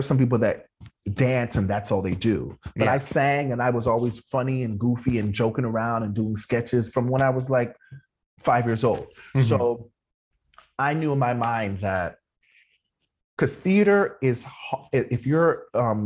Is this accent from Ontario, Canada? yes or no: yes; Toronto, Ontario, Canada; moved away as an adult; also born or lived in New York; I'm from Toronto.